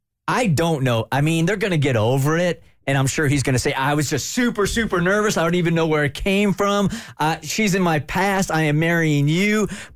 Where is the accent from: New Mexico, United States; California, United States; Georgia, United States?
California, United States; also born or lived in Washington, D.C. / Dallas; now in Atlanta, United States; I've been in D.C., I've been in Dallas, I've been here in Atlanta for a while, I grew up in California